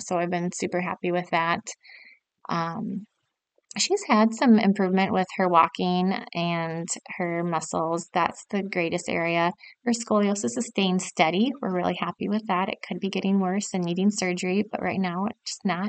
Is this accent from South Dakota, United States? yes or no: yes; South Dakota, United States; I grew up in South Dakota, and my parents owned a furniture store